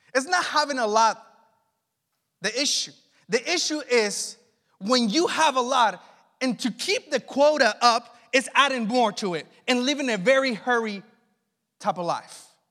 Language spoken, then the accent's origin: English; Mexico; also born or lived in Los Angeles, United States; now in Northern California, United States; Growing up in Mexico